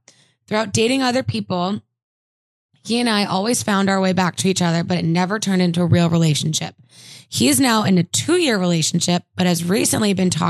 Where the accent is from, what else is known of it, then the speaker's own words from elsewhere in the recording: Minnesota, United States; I don't know why I have this accent all of a sudden. I'm from Minnesota.